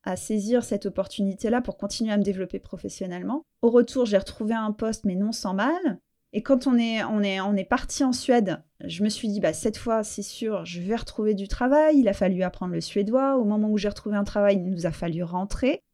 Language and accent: French; France; moved away as an adult; also born or lived in Portugal / Spain / Sweden; now in England; je suis française